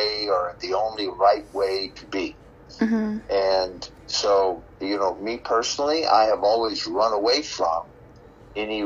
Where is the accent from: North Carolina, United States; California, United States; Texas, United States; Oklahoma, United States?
Oklahoma, United States; my wife of 25 years is from Iran, and I'm from Oklahoma